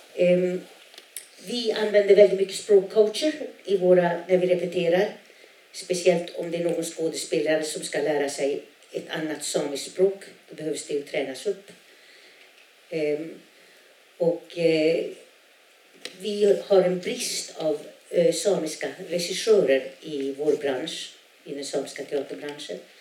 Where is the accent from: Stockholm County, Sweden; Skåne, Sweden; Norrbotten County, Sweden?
Norrbotten County, Sweden; a small community in northern Norrbotten; first language Sami; Swedish is a second language; Jag kommer ifrån ett, en litet, ett litet samhälle i norra Norrbotten där 90 procent är samer, 10 procent är svenskar